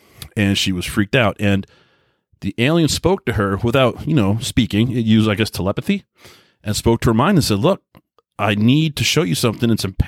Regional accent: Long Island, New York, United States; especially where I grew up in Long Island, New York, everybody kind of worked 9 to 5.

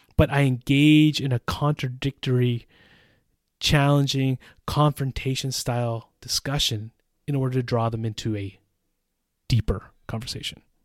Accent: United States; moved away as an adult; also born or lived in Central Europe; now in Czech Republic; As an American citizen who has lived in Central Europe for almost twenty years

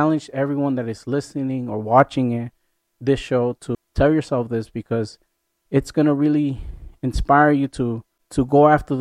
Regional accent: Mexico; I am Mexican. I was born in Mexico.

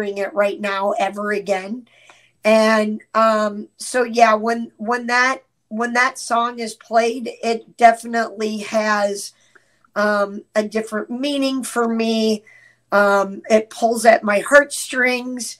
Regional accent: Champaign, Illinois, United States; moved away as an adult; also born or lived in Cornwall, New York; now in Wisconsin, United States; grew up all the way through my high school years in Champaign, Illinois.

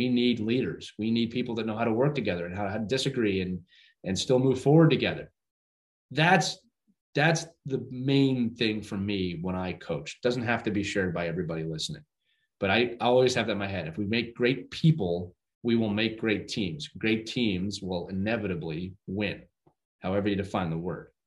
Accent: Northeast, United States; I'm from the Northeast

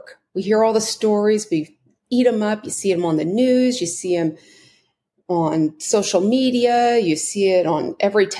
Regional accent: United States; my being an American

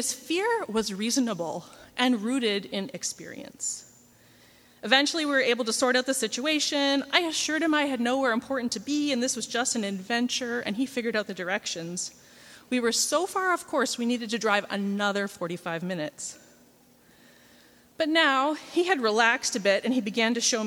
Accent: Canada; I'm from Canada

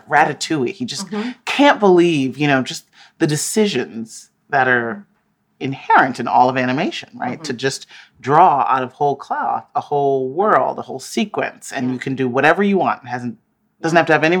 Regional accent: United States; I'm an American girl

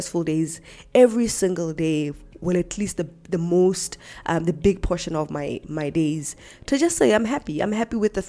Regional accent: Lesotho; born and bred in Lesotho

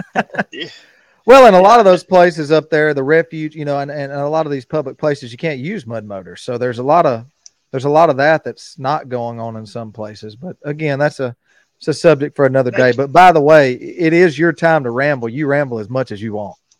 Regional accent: Garland City, Arkansas, United States; where I grew up hunting was in Garland City

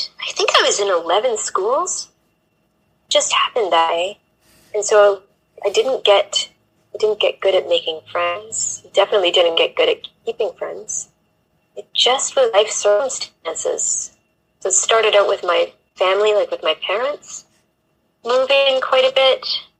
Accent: Canada; now in England, United Kingdom; I'm a Canadian living in England and Europe on an adventure. And that doesn't really tell you much, but I grew up in kind of small town and moved a lot.

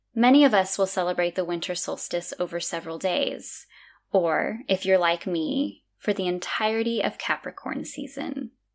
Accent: California, United States; moved away as an adult; now in Azores, Portugal; growing up in California my whole life, I've lived in Northern California, Southern California, and then in the middle.

